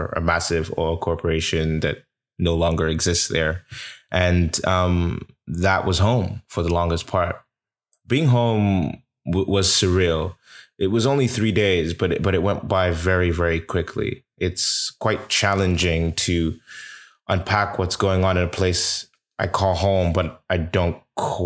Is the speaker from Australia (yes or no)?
no; Port Harcourt, Rivers State, Nigeria; now in Toronto, Canada; my hometown of Port Harcourt City, but now you are getting it from Toronto, my adopted home